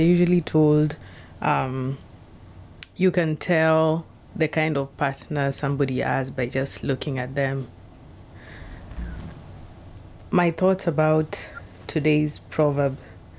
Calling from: Seattle, Washington, United States

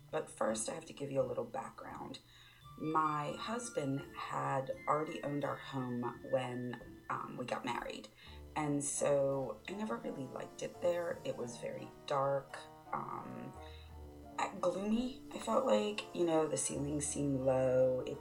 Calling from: Maryland, United States; I'm from Maryland.

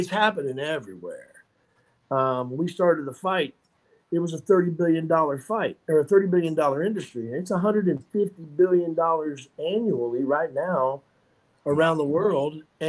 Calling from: Franklin, Tennessee, United States; Brother Brad, I am coming from Franklin, Tennessee right now, which is just a little town south of Nashville.

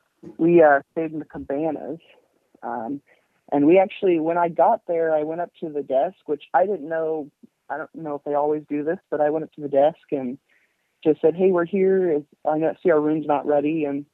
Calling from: Frankfort, Indiana, United States; I'm from Frankfort, Indiana.

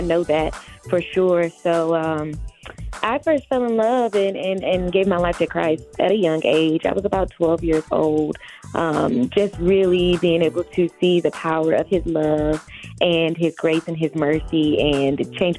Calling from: Detroit, Michigan, United States; Well, I am calling from Detroit, Michigan. I'm a church kid. I'm a church baby.

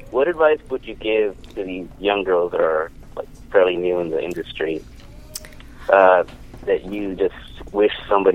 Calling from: California, United States; Hi, this is …, and I'm in Orange County.

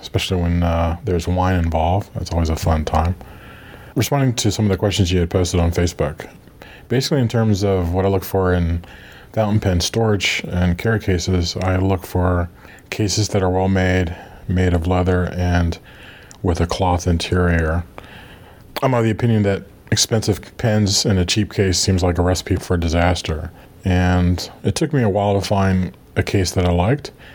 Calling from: Virginia, United States; I'm calling from Virginia, United States

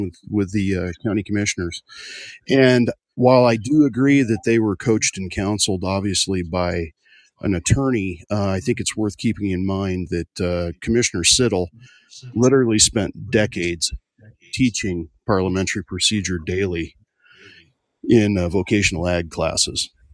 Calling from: Sheridan, Wyoming, United States; I'm from Sheridan, Wyoming, and I'm calling

